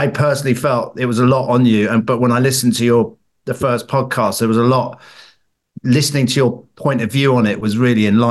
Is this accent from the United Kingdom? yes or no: yes; England, United Kingdom; as an Englishman with my English brother